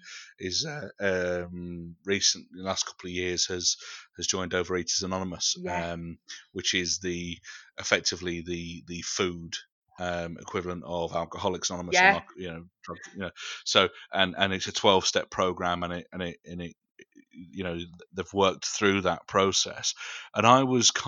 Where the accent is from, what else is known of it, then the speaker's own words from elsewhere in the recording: United Kingdom; we're British and we don't do that sort of thing.